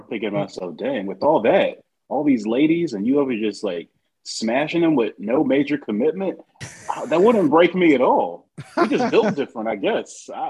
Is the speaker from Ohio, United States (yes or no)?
yes; Ohio, United States; It feels Midwest. But I'm from Ohio.